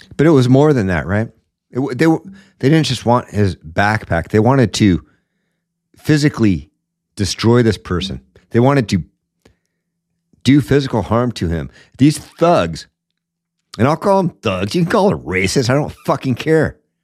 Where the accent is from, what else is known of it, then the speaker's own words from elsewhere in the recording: Seattle, Washington, United States; I grew up in Seattle